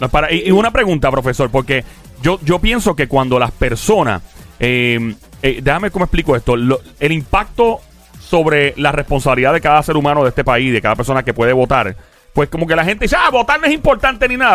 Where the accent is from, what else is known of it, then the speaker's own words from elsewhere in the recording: Puerto Rico; Así somos los puertorriqueños.